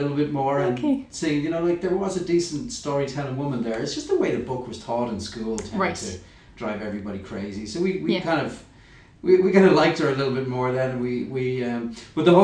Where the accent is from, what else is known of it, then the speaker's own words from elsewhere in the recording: Ireland; we're such white Irish guys